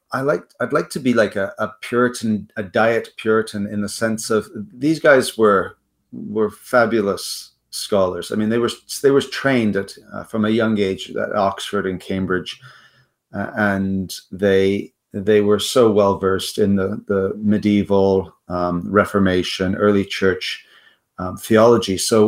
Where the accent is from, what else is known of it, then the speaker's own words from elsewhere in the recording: South Africa; also born or lived in United States / Netherlands; now in Canada; Yeah, I hail from South Africa, but I've lived in Canada most of my life.